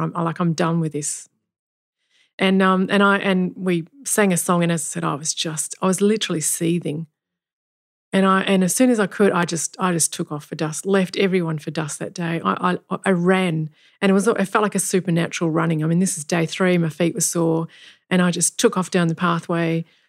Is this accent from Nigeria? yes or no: no; Kalgoorlie, Western Australia, Australia; I grew up in Kalgoorlie